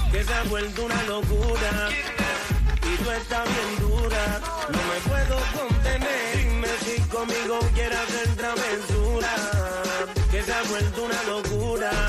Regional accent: Venezuela; Bien, bien, de Venezuela.

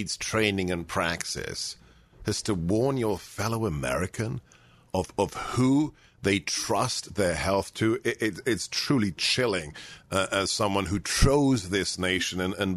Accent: United Kingdom; I learned German in the school in the UK

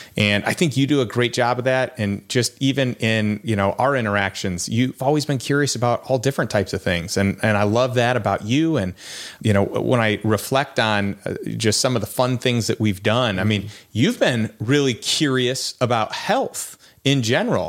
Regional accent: Chicago, Illinois, United States; moved away; I'm from Chicago

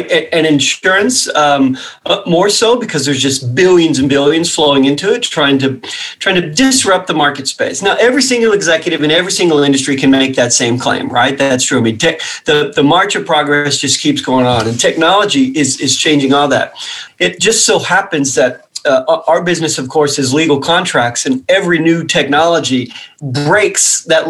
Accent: Western Kentucky, United States; I grew up in Western Kentucky

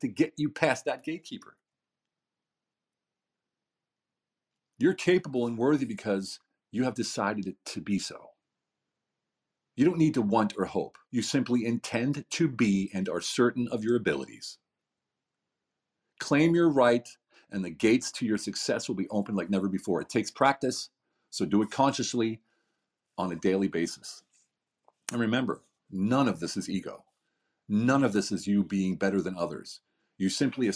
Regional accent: United States; now in Hungary; I'm an American living in a small village in the middle of Hungary

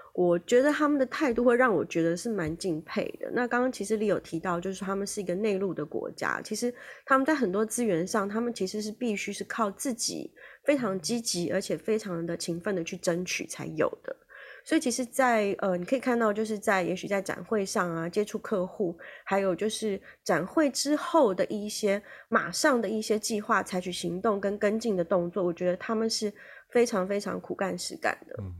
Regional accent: Taiwan; 跟我们台湾这边其实也蛮有相同的地方

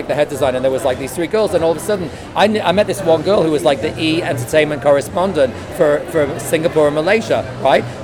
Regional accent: Manchester, North West England, United Kingdom; also born or lived in Fort Lauderdale / Miami / Los Angeles; now in Malibu, United States; We came from Manchester, England, to Fort Lauderdale, and then to Miami, and then to L.A.

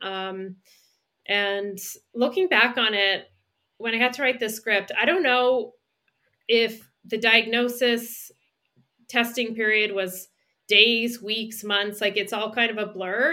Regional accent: Canada; moved away as an adult; now in Los Angeles, United States; I'm a writer and director living in L A, uh, though I'm from Canada originally

